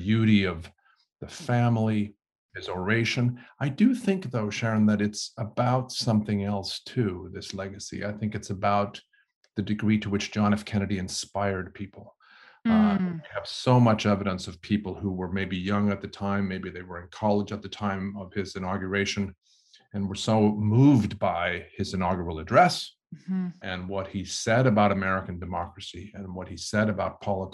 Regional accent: Sweden; moved away; I'm originally from Sweden

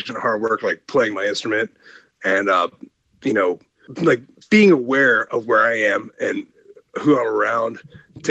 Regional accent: Ohio, United States; moved away as an adult; also born or lived in Los Angeles; I came from Ohio, from the middle of nowhere, grew up on a farm

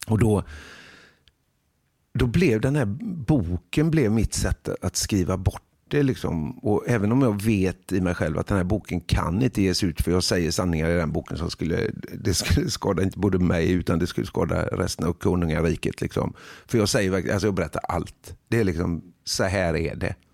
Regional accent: Huxbo, Sweden; För jag är ju själv jag är liksom från Huxbo.

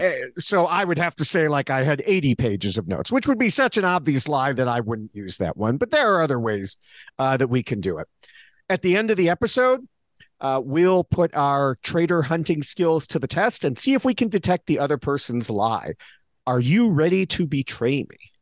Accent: United States; me as an American here

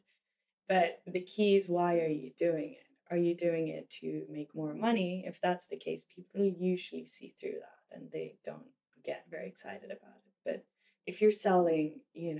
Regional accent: Sweden; growing up in Sweden. And at the time I was growing up, there was not a lot of mixed kids. I grew up in a very white community.

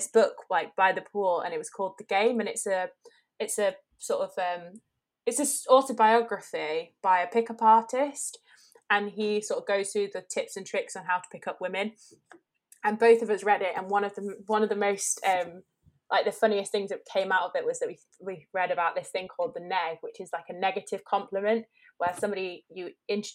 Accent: Staffordshire, West Midlands, United Kingdom; now in Wirral, United Kingdom; I grew up down in Staffordshire with Rosie and then moved up to the Wirral

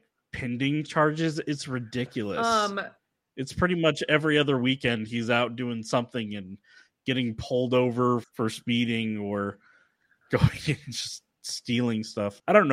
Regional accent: Grants Pass, Oregon, United States; now in Utah, United States; they were founded in my hometown. And I've supported them ever since. Yeah, Grants Pass, Oregon.

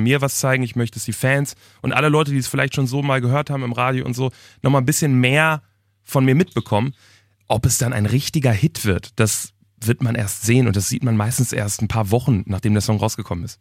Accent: Germany; ich wohne auch immer noch in meiner Heimatstadt, wirklich in, in einer Kleinstadt in der Nähe vom Ruhrgebiet

